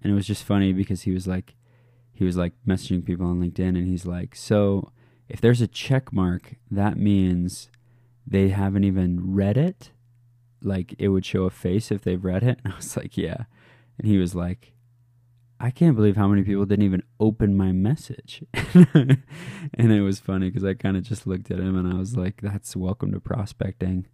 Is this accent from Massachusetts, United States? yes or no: no; Alaska, United States; moved away; I'm from Alaska originally